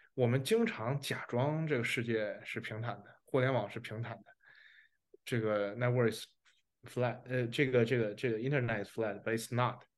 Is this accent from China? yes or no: yes; China; 因为我们是中国人